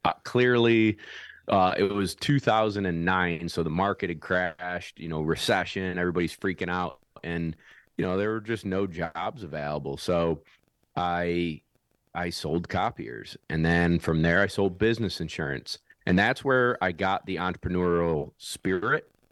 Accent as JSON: {"language": "English", "town": "Syracuse", "region": "New York", "country": "United States", "also_born_or_lived": "South Carolina", "said": "I'm from Syracuse, New York"}